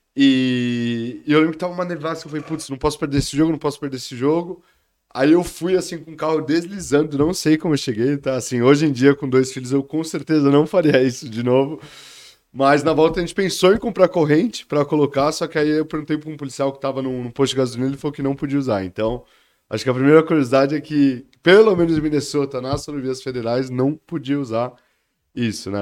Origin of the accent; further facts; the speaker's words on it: São Paulo, Brazil; moved away as an adult; also born or lived in Belo Horizonte / United States; eu sou de São Paulo, capital, crescido na Zona Leste, no Tatuapé